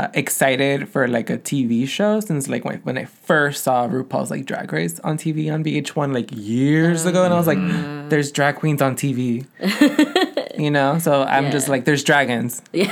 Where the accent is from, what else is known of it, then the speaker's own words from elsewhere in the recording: Los Angeles, California, United States; Especially Pacoima. Yeah, growing up here and going to, like, McClay Middle School down the street.